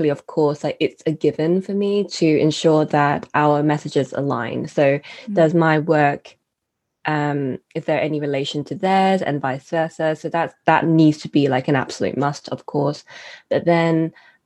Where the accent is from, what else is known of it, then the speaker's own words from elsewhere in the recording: United Kingdom; I am a British-born citizen